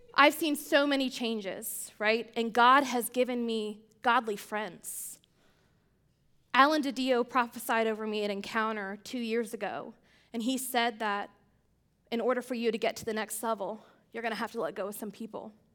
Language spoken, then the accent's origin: English; Pennsylvania, United States; I grew up in Pennsylvania, a small town outside of Amish country